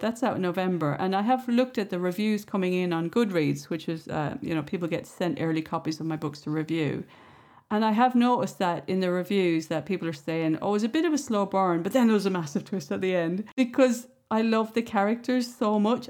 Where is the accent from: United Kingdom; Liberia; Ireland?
Ireland; I grew up in the Irish countryside